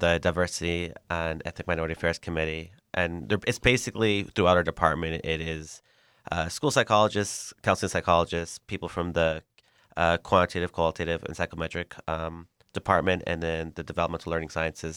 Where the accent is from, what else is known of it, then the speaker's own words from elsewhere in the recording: El Paso, Texas, United States; I spoke more English growing up, which is pretty typical growing up in El Paso